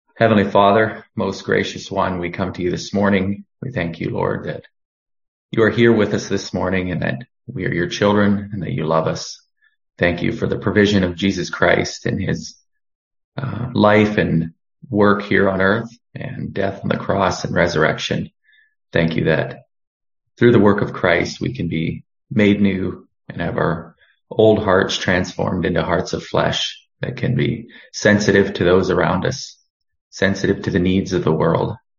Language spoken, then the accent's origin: English; Cochrane, Alberta, Canada; also born or lived in Boston, Massachusetts; I come to you from Boston, Massachusetts. I'm actually from Cochrane, Alberta, but I'm down here for the winter